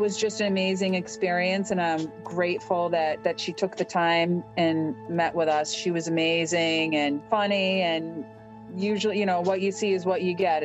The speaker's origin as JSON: {"language": "English", "town": "Worcester", "region": "Massachusetts", "country": "United States", "said": "I'm from Worcester, Massachusetts"}